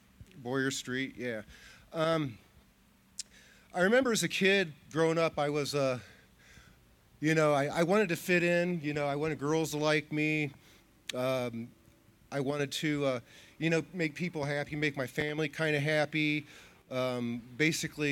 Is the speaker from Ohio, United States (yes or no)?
yes; Wadsworth, Ohio, United States; I grew up here in Wadsworth, Ohio.